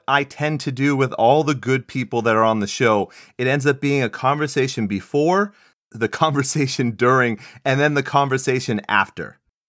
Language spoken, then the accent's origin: English; Texas, United States; I grew up in Texas, you know, I moved all over the world, but there's something about Arizona, man.